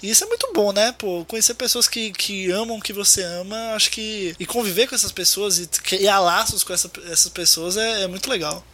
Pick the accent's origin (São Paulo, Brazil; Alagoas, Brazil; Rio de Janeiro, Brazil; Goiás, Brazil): Alagoas, Brazil; Maceió; nasci e moro em Maceió, Alagoas, no Nordeste